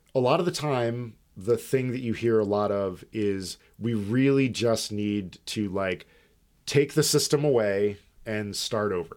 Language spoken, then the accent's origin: English; United States; We're American.